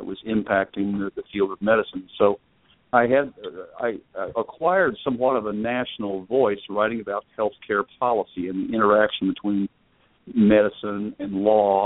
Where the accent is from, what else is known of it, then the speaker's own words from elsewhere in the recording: Midwest, United States; now in Maryland, United States; I was born in the Midwest